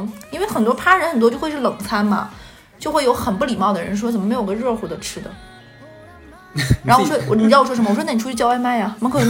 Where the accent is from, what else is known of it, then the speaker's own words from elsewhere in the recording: Northeast China, China; moved away as an adult; now in Shanghai, China; 对，我是个东北人。